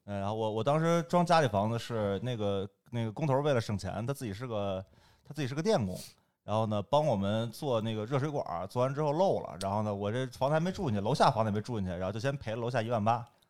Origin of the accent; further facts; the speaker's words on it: Beijing, China; 我也算嗯。半拉北京人，但是我是，我，我应该算北京老北京人，一般分嗯。两头儿，一头儿是胡同串子，胡同儿出身的，还有一波儿算大院儿子弟，就我从小就嗯。关大学长大的，所以就算大院儿长大了